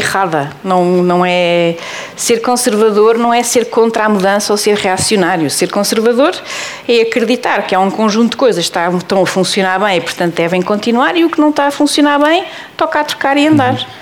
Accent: Portugal; eu sei bem que estou em Portugal e sou portuguesa

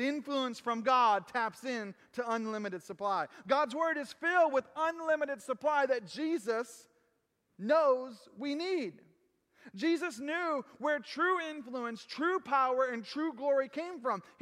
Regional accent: United States; I am an American. I have no problem saying I'm American

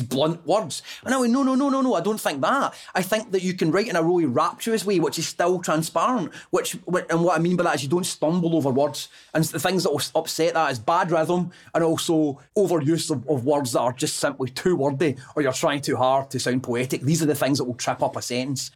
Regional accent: Airdrie, Scotland, United Kingdom; since I was a kid growing up in Airdrie

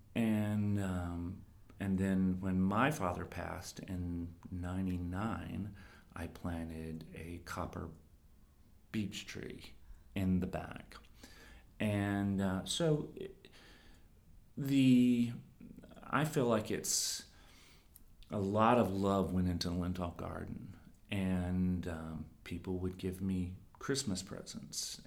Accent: the South, Southern United States, United States; also born or lived in East Village, New York; now in New York, United States; I'm a Southerner

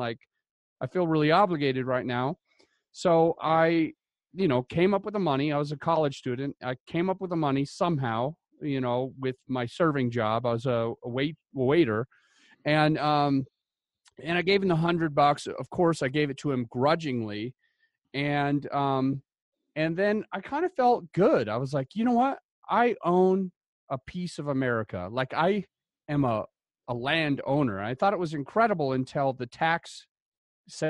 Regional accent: Utah, United States; moved away; I came from Utah originally

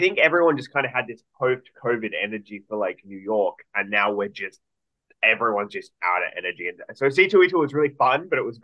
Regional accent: Sydney, New South Wales, Australia; back home in Sydney

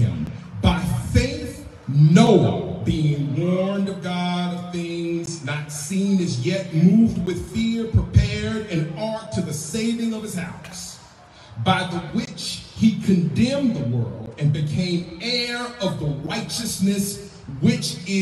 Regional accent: Mississippi, United States; as a young Black boy growing up in Mississippi

